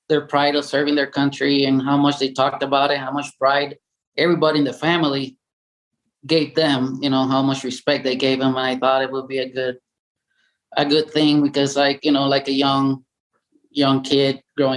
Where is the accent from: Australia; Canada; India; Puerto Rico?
Puerto Rico; English is a second language; moved away as an adult; I was born and raised in Puerto Rico, 1975